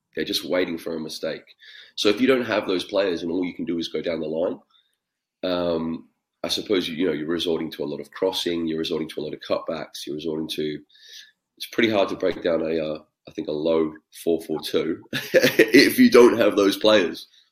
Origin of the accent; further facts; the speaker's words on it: Australia; being Australian